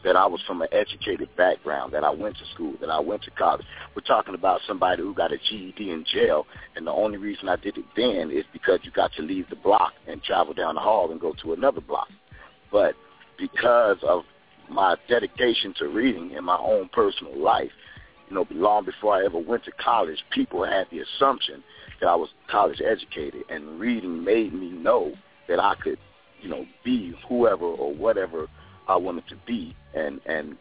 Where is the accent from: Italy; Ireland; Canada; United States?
United States; Chicago, Illinois; I was born and raised in Chicago to a mother who was on drugs.